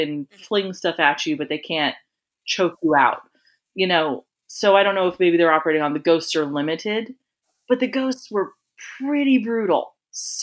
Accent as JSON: {"language": "English", "region": "Florida", "country": "United States", "said": "I'm from Florida"}